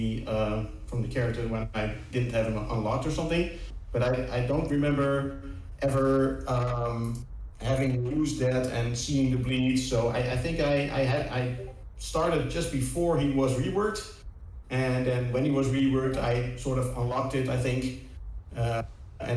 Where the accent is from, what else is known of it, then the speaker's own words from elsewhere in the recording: Netherlands; I'm from Holland